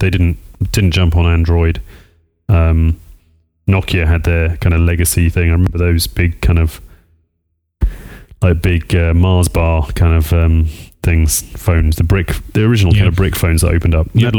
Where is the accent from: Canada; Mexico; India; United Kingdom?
United Kingdom; accent: UK English; now in United States; I'm UK English